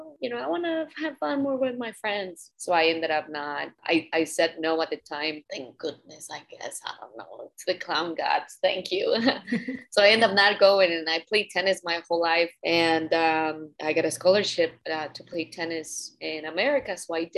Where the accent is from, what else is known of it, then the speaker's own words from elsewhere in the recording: Mexico; as you just said, I'm from Mexico, so a lot of the culture, it was like the novelas and things like that.